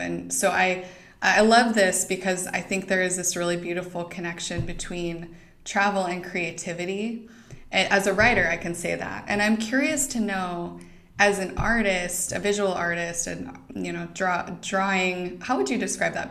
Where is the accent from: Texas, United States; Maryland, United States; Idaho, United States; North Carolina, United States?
Idaho, United States; moved away; I didn't grow up in Montana, but I grew up in Idaho.